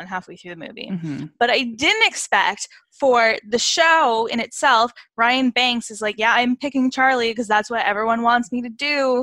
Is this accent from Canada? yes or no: yes; Canada; because I am Canadian, I didn't grow up with, you know, the ABC Family